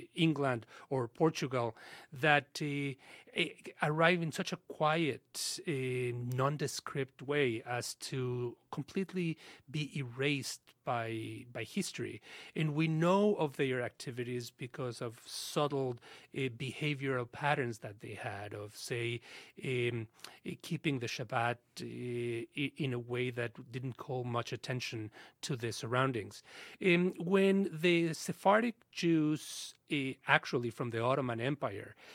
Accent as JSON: {"language": "English", "region": "Mexico City", "country": "Mexico", "tie": "born or raised there", "said": "When we were growing up in Mexico in the sixties and seventies"}